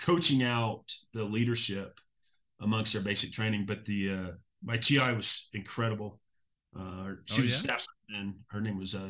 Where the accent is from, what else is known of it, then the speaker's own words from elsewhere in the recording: Biloxi, Mississippi, United States; moved away as an adult; a year of electronics at Keesler, my hometown